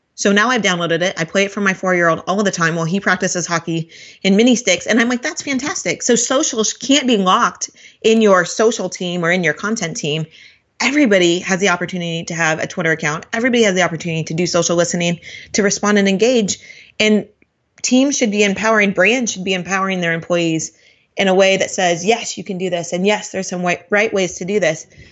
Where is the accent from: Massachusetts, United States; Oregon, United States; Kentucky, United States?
Oregon, United States; Portland; I'm from Portland